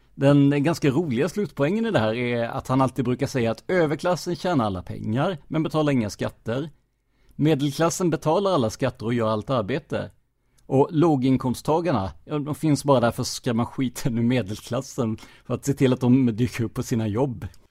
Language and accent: Swedish; United States; Swedish is a second language; moved away as an adult; now in Sweden; jag som amerikan som bott här de senaste 15 åren